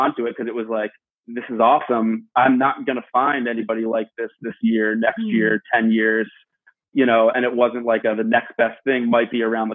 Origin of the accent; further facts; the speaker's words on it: Northeast, United States; Eric and I are both from the Northeast